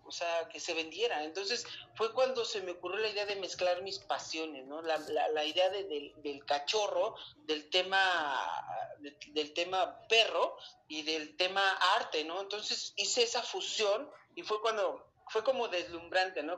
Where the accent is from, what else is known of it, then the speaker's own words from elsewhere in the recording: Mexico City, Mexico; also born or lived in Chiapas; vengo de la Ciudad de México